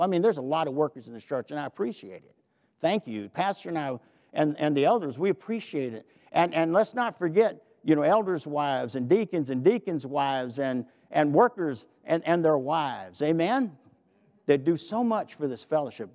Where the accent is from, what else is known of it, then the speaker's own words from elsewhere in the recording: the South, United States; I'm from the South